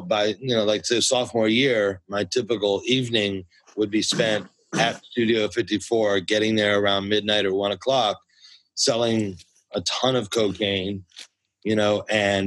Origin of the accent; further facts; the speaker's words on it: United States; moved away as an adult; also born or lived in New Jersey / Connecticut / Westchester / Bronx, New York; now in Los Angeles, United States; My family comes from the Bronx, which is an important part of my story. And although I always grew up as a kid in Jersey and Connecticut and Westchester, the Bronx always pulled me back